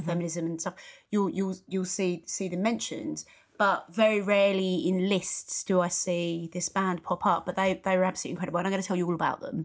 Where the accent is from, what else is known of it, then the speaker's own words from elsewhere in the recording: United Kingdom; being a U K person, being British